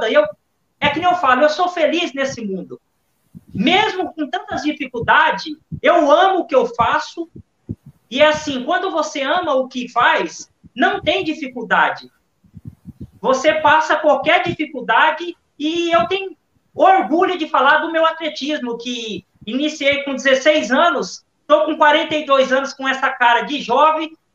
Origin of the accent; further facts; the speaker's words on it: Brazil; born there; Eu tenho hoje dois países que eu amo: é Portugal e o Brasil. Nasci aqui é, no Brasil, não vou negar minhas origens, a minha terra, mas, cara, defenderia Portugal com maior orgulho também.